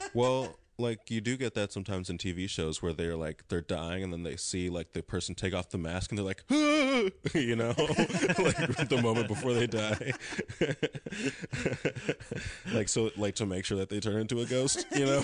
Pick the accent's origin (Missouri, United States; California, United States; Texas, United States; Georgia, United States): California, United States; Lawndale; Born and raised in Lawndale, California, South Bay